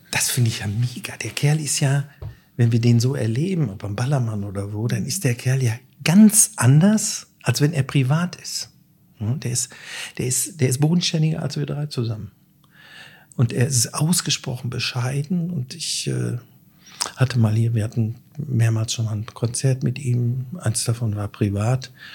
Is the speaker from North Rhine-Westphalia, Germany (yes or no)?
yes; Schmallenberg, North Rhine-Westphalia, Germany; moved away as an adult; now in Dortmund, Germany; Ich komme aus dem Sauerland, äh, bin dort im Wald groß geworden